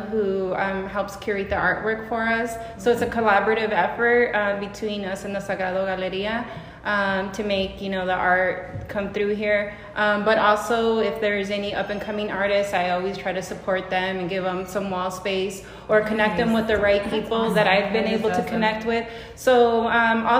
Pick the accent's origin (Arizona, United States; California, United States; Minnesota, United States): Arizona, United States; born and raised in Arizona